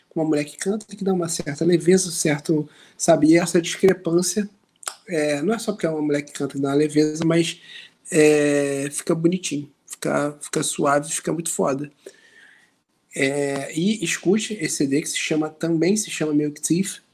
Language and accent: Portuguese; Rio de Janeiro, Brazil; impossível ser mais carioca que a gente